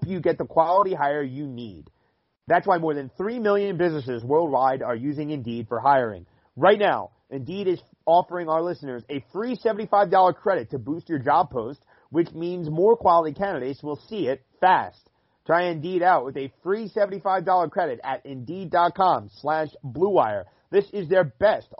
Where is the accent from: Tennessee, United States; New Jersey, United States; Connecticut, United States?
New Jersey, United States; Cherry Hill; moved away as an adult; now in Minnesota, United States; heading back to my hometown of Cherry Hill and flying into Philly on Wednesday morning from here in Minnesota where I work